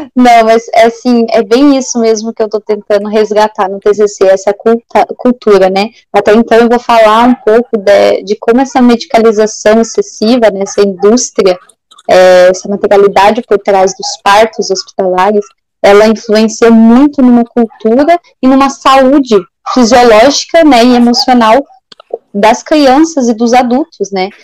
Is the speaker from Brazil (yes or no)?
yes; Cuiabá, Mato Grosso, Brazil; moved away as an adult; now in Rio Grande do Sul, Brazil; eu sou cuiabana, nasci em Cuiabá e vim fazer a faculdade aqui no Rio Grande do Sul